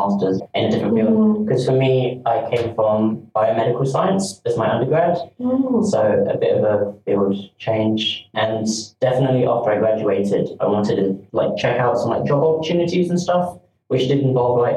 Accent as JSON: {"language": "English", "area": "near Brighton", "region": "South East England", "country": "United Kingdom", "moved": "yes", "lives_now": "Newcastle upon Tyne, United Kingdom", "said": "I'm from near Brighton"}